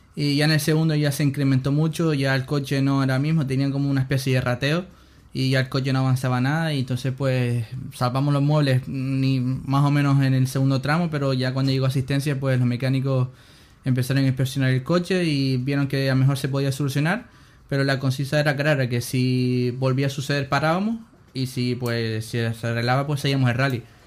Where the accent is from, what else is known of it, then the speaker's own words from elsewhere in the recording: Canary Islands, Spain; soy canario